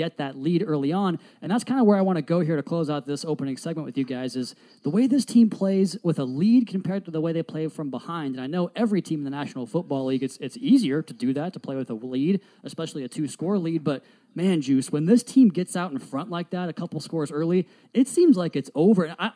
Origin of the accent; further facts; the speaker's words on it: the Northwest, Pacific Northwest, United States; now in Miami, United States; I'm from here now, but I'm from the Northwest.